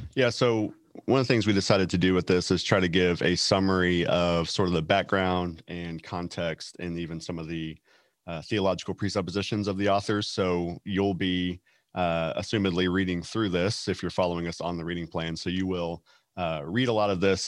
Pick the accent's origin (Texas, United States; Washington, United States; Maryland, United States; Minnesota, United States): Texas, United States; from Texas